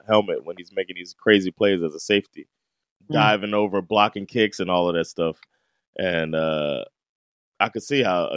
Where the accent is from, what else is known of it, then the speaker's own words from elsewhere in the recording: Miami, Florida, United States; I was raised in Miami